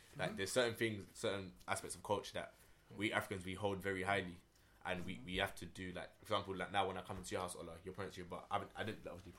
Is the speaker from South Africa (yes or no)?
no; England, United Kingdom; I'm half Nigerian, half Dutch. So my Nigerian side, I'm Igbo. My dad is Dutch, but I was born here. So okay. If you want to be, I'm English then, right? But yeah, I'm half Igbo anyway.